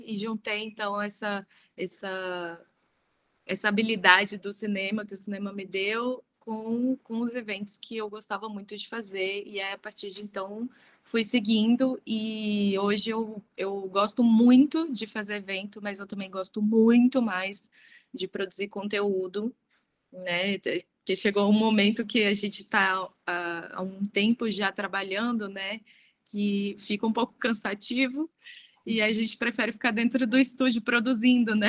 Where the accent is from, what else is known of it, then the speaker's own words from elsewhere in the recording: Brasília, Federal District, Brazil; now in São Paulo, Brazil; eu sou de Brasília, é, atualmente eu moro em São Paulo.